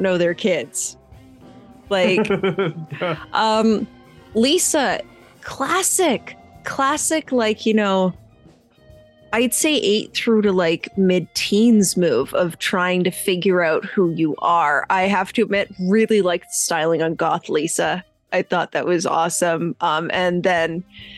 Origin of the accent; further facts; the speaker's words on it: Canada; we're Canadian